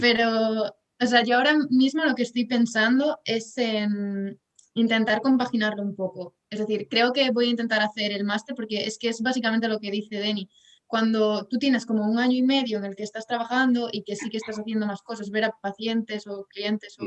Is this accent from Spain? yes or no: yes; Pontevedra, Galicia, Spain; also born or lived in Santiago de Compostela; soy de Galicia, de Pontevedra